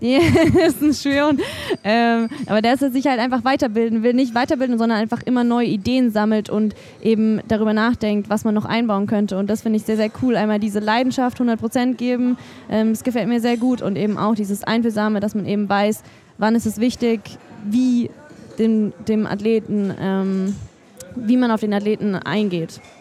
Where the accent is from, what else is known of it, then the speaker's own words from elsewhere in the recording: Germany; das ist mein Heimatland